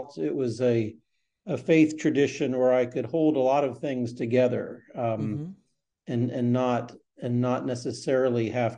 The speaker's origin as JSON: {"language": "English", "country": "United States", "tie": "born or raised there", "also_born_or_lived": "North Carolina / Virginia", "said": "grew up partly in Virginia and partly in North Carolina"}